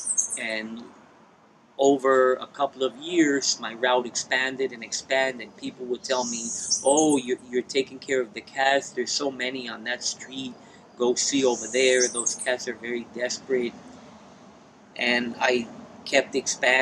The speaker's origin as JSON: {"language": "English", "country": "United States", "also_born_or_lived": "New Jersey / New York City", "moved": "as an adult", "lives_now": "San Juan, Puerto Rico", "said": "I am originally from New Jersey and New York City"}